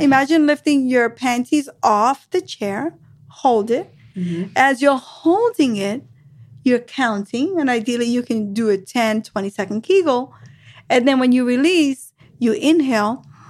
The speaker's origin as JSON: {"language": "English", "region": "New York", "country": "United States", "said": "I'm from New York. That's how we say it."}